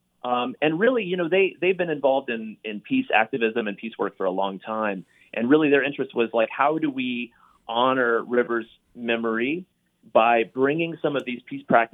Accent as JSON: {"language": "English", "town": "Gainesville", "region": "Florida", "country": "United States", "tie": "born or raised there", "moved": "yes", "said": "Gainesville, Florida is my hometown"}